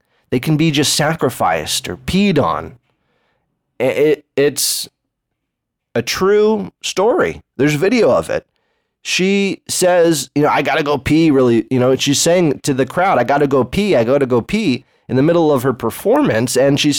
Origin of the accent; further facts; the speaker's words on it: Berkeley, California, United States; You know, I grew up in Berkeley. You think I go to the gun? You think there's gun ranges in Berkeley?